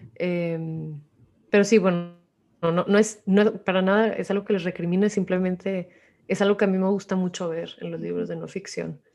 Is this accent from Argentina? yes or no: no; Mexico; como mexicanos